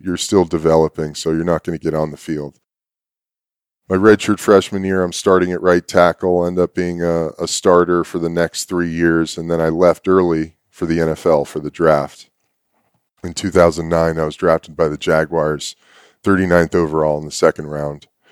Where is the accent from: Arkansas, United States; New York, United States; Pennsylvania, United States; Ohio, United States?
New York, United States; New York City; I was born in New York City